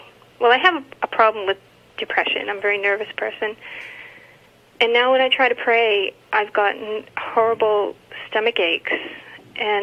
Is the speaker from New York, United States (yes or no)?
no; Massachusetts, United States; I'm from Massachusetts